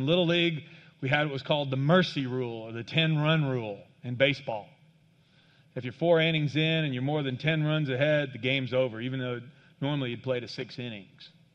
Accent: Kansas, United States; I grew up in Kansas on a farm.

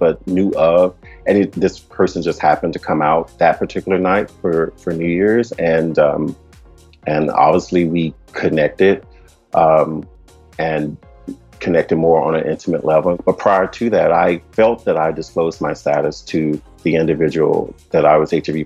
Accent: Shreveport, Louisiana, United States; I am originally from Shreveport, Louisiana, which is in the south part of the United States. I was born in a low-income community, pretty much reared by my grandparents

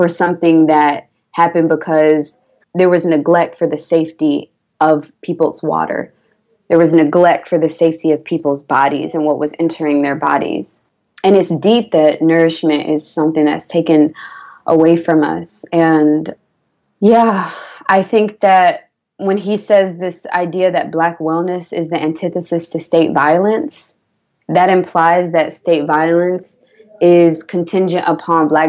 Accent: Atlanta, Georgia, United States; I'm from Atlanta. I don't have any organic grocery stores in the place where my family grew up

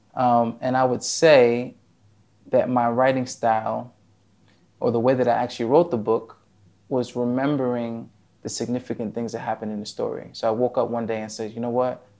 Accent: New Jersey, United States; moved away as an adult; now in Abu Dhabi, United Arab Emirates; originally, I'm from New Jersey

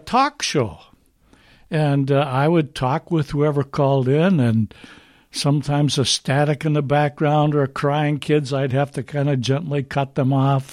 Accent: Duluth, Minnesota, United States; I grew up in Duluth, Minnesota

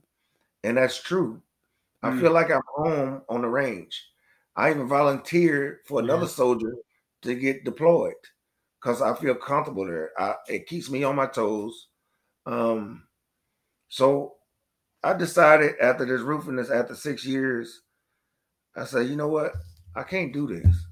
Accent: East St. Louis, Illinois, United States; moved away as an adult; also born or lived in Florida; I'm from East St. Louis, Illinois

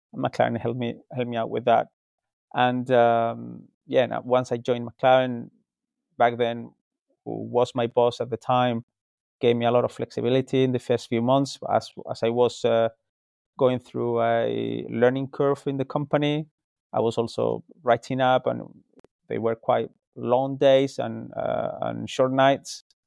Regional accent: Spain; moved away as an adult; now in United Kingdom; I'm originally from Spain, um, but I moved to the UK nearly uh, 17 years ago.

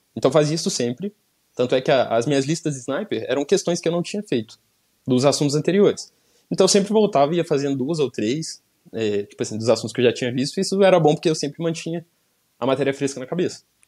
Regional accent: São João del Rei, Minas Gerais, Brazil; moved away as an adult; also born or lived in Belo Horizonte; eu sou de São João del Rei, interior de Minas Gerais

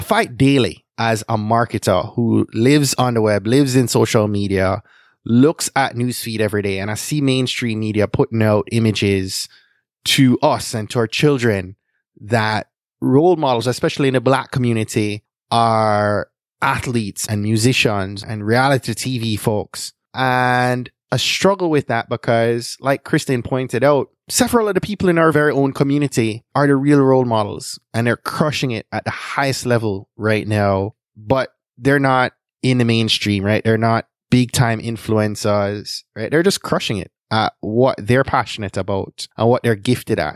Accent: Jamaica; now in United States; growing up in Jamaica in the 80s and 90s

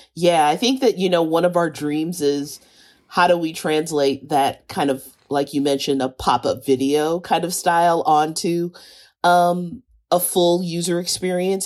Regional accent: Kansas City, Missouri, United States; I grew up in Kansas City.

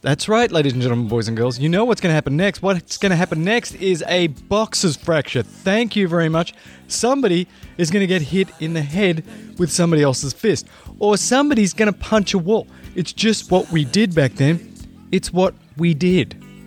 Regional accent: Australia; moved away; I grew up in Australia

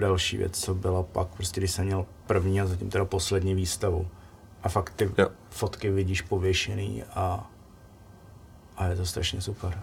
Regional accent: Most District, Ústí nad Labem Region, Czechia; u nás na severu, já jsem že jo, z Mostecka

